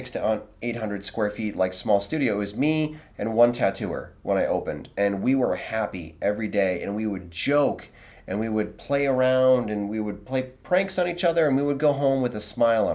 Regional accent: United States; I'm American

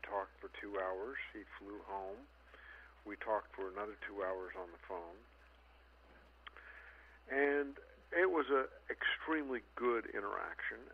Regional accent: Silicon Valley, California, United States; I grew up in California in the Silicon Valley, before it was the Silicon Valley

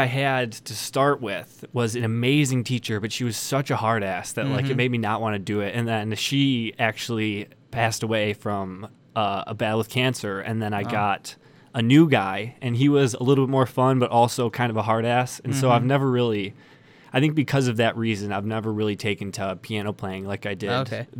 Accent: Dearborn, Michigan, United States; I've lived in Dearborn my whole life. I went to Divine Child High School.

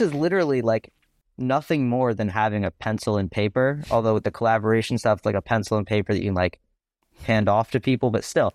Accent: New York, United States; I'm from New York

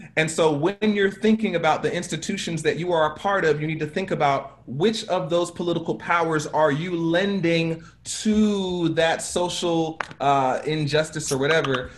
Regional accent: United States; a black man growing up in America

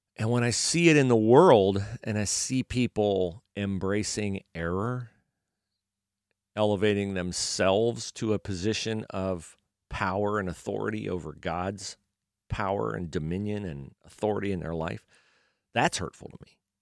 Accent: United States; growing up in America

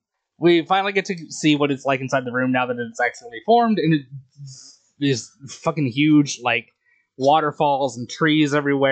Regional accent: United States; Not that this is shit that I picked up on because I grew up in the American school system

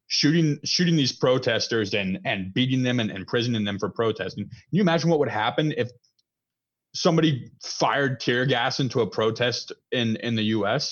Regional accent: United States; I'm an American who believes in freedom

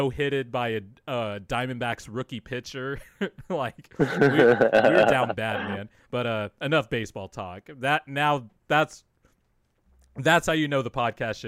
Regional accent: Bakersfield, California, United States; also born or lived in San Diego, California / La Mesa, California; I lived in La Mesa until I was about 7 or 8 years old before I moved to Bakersfield

